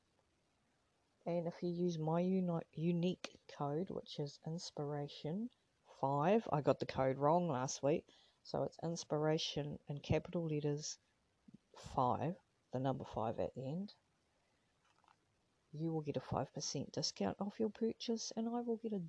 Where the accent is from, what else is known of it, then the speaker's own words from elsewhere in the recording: New Zealand; now in Australia; as Australia is my current home, but I'm originally from New Zealand